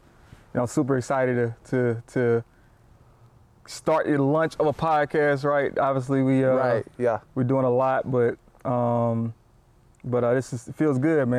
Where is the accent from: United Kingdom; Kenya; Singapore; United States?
United States; South Georgia; Because we live in Georgia, South Georgia. I'm from South Georgia.